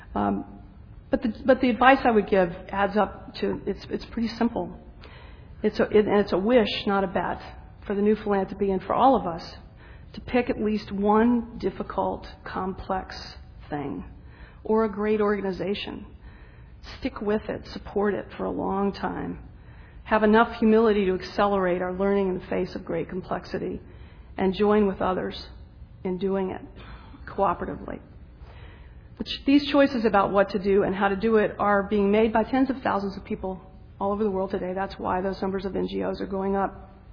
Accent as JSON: {"language": "English", "region": "the South", "country": "United States", "said": "I'm a Southerner"}